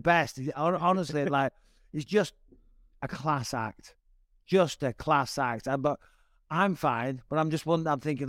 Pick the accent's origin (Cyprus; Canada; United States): Cyprus; born there; Cypriot. I was born in Cyprus on an arm.